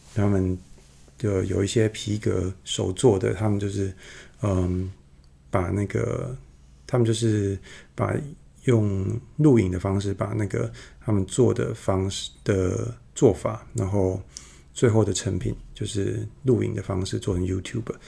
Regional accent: Yunlin County, Taiwan; 我住乡下嘛，然后，呃，乡下的，我，我老家在云林

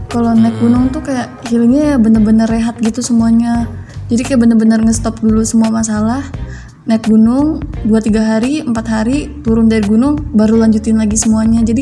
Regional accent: Jakarta, Indonesia; now in Karawang, Indonesia; Kalau aku asli Jakarta, tapi itu ngekosnya di ah. Karawang.

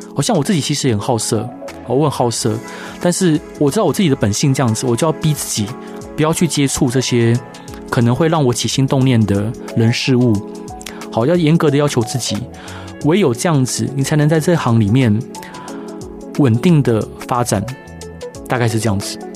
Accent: Taiwan; 我们台湾人是那么的，那么的灵活，然后又那么的，那么的会想

